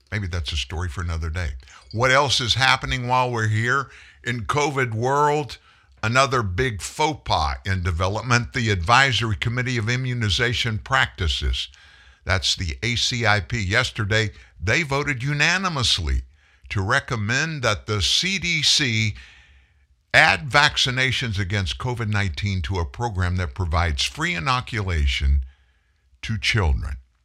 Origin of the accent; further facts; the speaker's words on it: Pasadena, Texas, United States; accent: Southerner; also born or lived in Houston; we lived in Houston at the time. I was born in Pasadena, which is a, uh, suburb of Houston